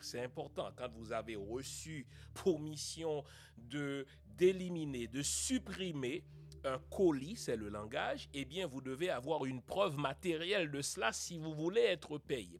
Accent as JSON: {"language": "French", "country": "Haiti", "said": "en tant qu'haïtien, en tant que noir, en tant qu'humain"}